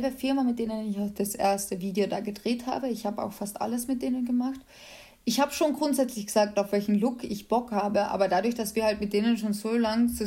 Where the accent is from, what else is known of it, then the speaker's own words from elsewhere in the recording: Carinthia, Austria; ich komme ja ursprünglich aus Kärnten und äh, da wohnt auch meine Familie